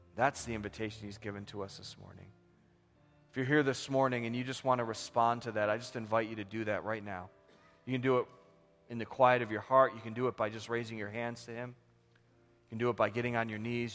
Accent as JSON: {"language": "English", "country": "United States", "said": "we live with as American Christians"}